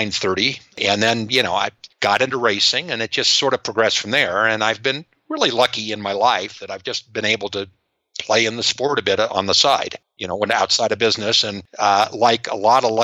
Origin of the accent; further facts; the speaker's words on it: Riverside, California, United States; I grew up in Riverside, California.